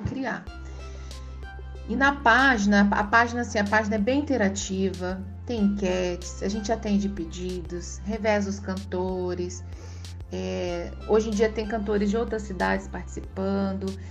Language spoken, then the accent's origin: Portuguese; Cuiabá, Mato Grosso, Brazil; eu sou de Cuiabá